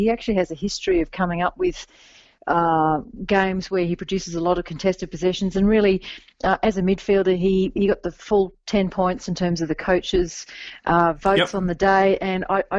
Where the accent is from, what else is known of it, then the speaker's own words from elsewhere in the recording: Western Australia, Australia; moved away; I hail from Western Australia originally